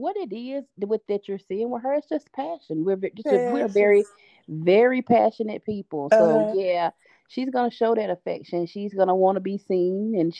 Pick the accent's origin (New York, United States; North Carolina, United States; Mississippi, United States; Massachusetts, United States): North Carolina, United States; Concord; now in Mount Pleasant, United States; North Carolina. I spent some time in Mount Pleasant with my dad's family, but yes, I was born and raised pretty much in Concord.